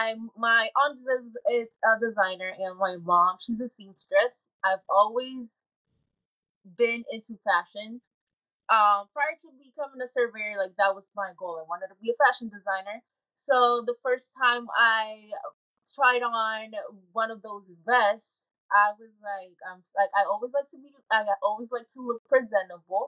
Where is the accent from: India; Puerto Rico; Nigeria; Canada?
Puerto Rico; moved away; I was growing up in Puerto Rico